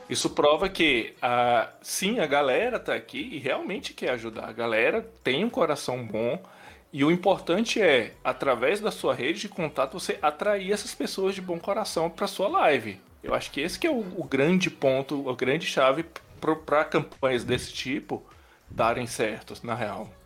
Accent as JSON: {"language": "Portuguese", "region": "Pará", "country": "Brazil", "tie": "born or raised there", "also_born_or_lived": "Brasília / Rio de Janeiro", "moved": "yes", "lives_now": "Goiânia, Brazil", "said": "nasci em Brasília, criado no Pará, já tenho um tempão em Goiânia, já morei no Rio"}